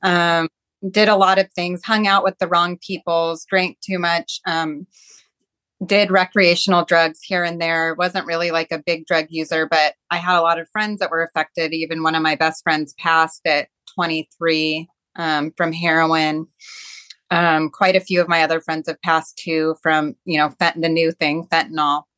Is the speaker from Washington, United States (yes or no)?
yes; Seattle, Washington, United States; I grew up in Seattle